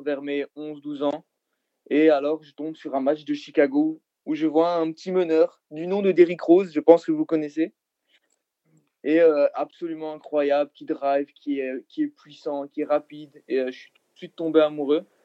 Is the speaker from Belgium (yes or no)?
yes; Belgium; je suis belge